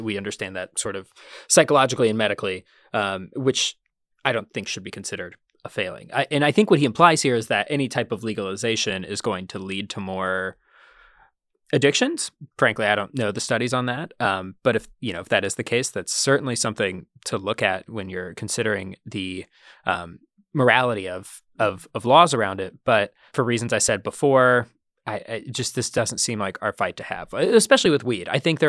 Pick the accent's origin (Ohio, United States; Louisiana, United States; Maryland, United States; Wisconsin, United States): Ohio, United States; Columbus; now in New York, United States; I grew up in Columbus, Ohio.